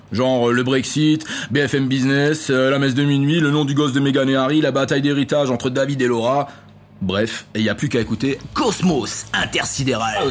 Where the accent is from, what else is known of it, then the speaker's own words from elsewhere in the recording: Strasbourg region, Grand Est, France; On vient de la région de Strasbourg